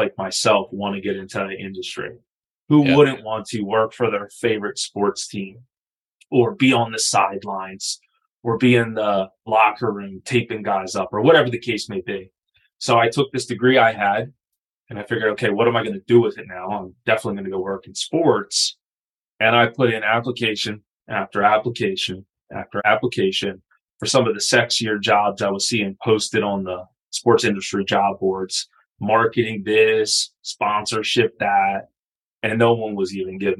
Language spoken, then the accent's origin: English; Wilmington, Delaware, United States; I grew up in Wilmington, Delaware, right? So just outside of Philadelphia